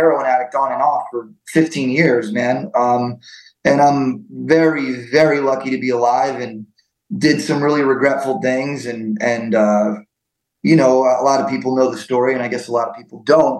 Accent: Scranton, Pennsylvania, United States; moved away; I was born in Scranton and I've lived in every part of Scranton except North Scranton

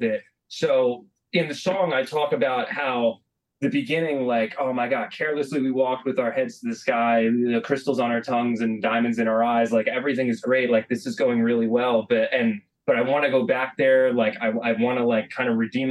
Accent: United States; I'm the American guy. I don't know how to speak Italian.

